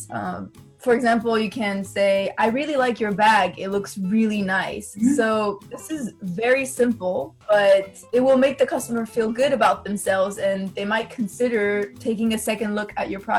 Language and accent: English; China; Yeah, so this was actually um, very hard for me because. I grew up in China, so I was used to bargaining